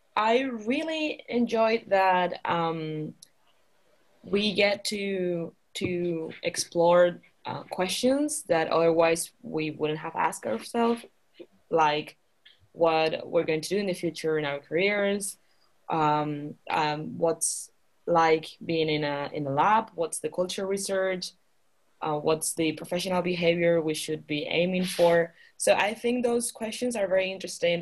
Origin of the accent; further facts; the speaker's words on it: Canary Islands, Spain; moved away as an adult; also born or lived in United Kingdom; now in Utrecht, Netherlands; I'm from Spain. I'm from the Canary Islands